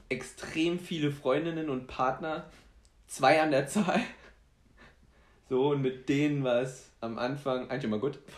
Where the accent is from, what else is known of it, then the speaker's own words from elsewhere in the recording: Poland; ich bin Pole, deswegen darf ich Polacken sagen, völlig, völlig in Ordnung